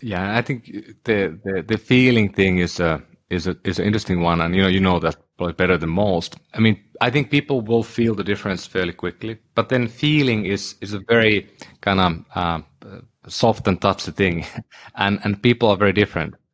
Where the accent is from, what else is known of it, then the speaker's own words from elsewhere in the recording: Oulu, North Ostrobothnia, Finland; moved away; my hometown in Oulu in Finland